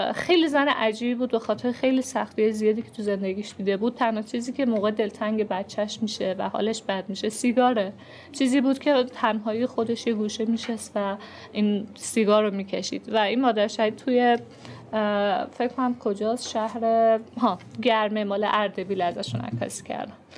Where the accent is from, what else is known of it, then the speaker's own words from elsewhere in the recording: Iran; ما چون ایرانیم